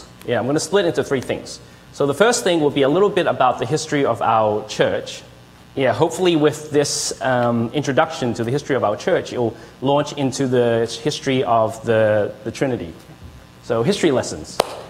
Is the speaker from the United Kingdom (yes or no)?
no; Australia; accent: Australian; now in Canada; I was born in Australia and I grew up there. And that's why you will probably hear a hint of an Australian accent. Yeah, but when we came to Canada